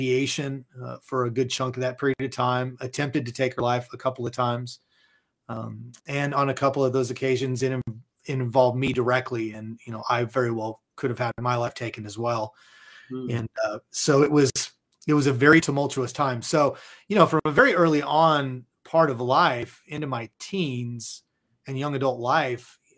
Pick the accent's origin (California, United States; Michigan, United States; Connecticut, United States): California, United States; Southern; now in Dallas, United States; I was born and raised in Southern California